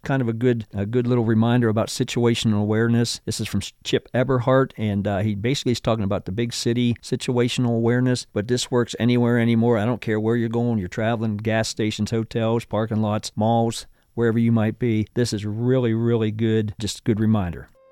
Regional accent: Pennsylvania, United States; my home state of Pennsylvania

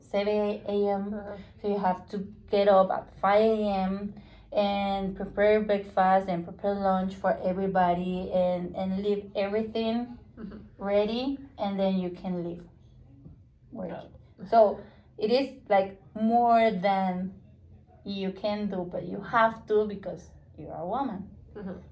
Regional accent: Spain; English is a second language; I oh, ah, know because I'm from Spain.

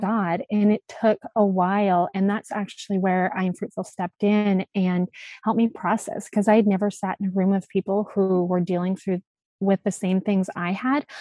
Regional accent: Alberta, Canada; moved away as an adult; also born or lived in Virginia Beach; I grew up in Alberta, Canada, and um, we were right at the base of the mountains

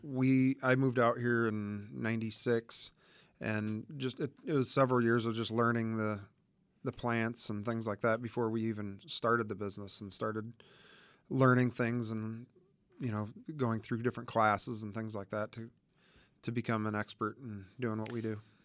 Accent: Indiana, United States; moved away as an adult; now in Arizona, United States; We, uh, grew up in Indiana and both actually graduated from Purdue.

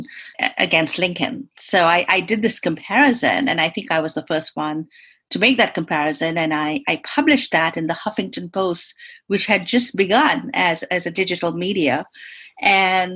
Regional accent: India; moved away as an adult; now in United States; growing up in India, I didn't even think I would come to the United States

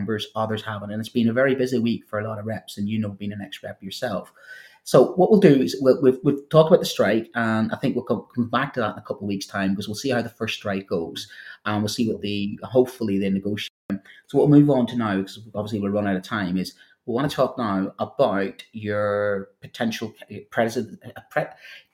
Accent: Northern Ireland, United Kingdom; accent: Northern Irish; trying to do French with a Northern Irish accent

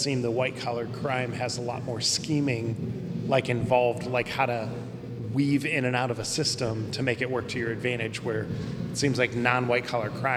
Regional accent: Mansfield, Ohio, United States; it was filmed in my hometown.

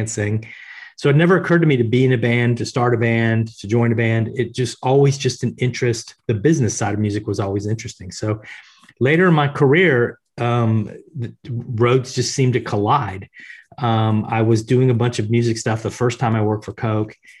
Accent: Tampa, Florida, United States; I grew up in Tampa, Florida in the US

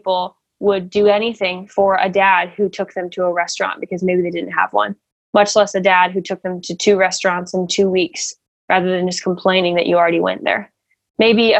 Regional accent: Nebraska, United States; I was born in America. I was born in Nebraska

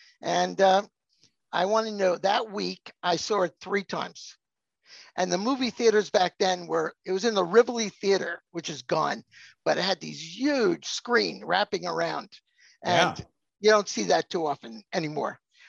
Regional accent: Long Island, New York area, United States; I grew up in the New York area, Long Island.

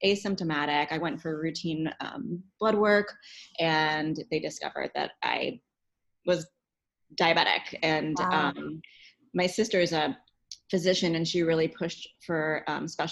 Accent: New York City, New York, United States; moved away as an adult; now in Cincinnati, United States; I am from New York City originally. I moved here to go to CCM, which is the Conservatory of Music here in Cincinnati.

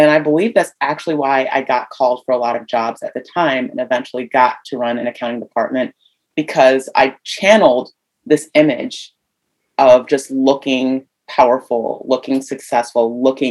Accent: Ohio, United States; moved away as an adult; also born or lived in New York City; I'm a Midwest girl. I'm from Ohio.

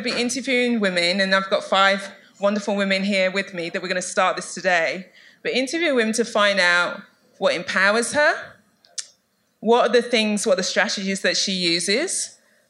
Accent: London, United Kingdom; I'm from East London

